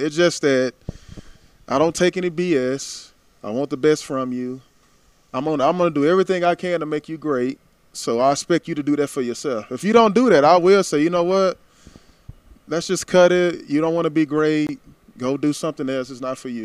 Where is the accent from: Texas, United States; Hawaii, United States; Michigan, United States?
Texas, United States; Tyler; My hometown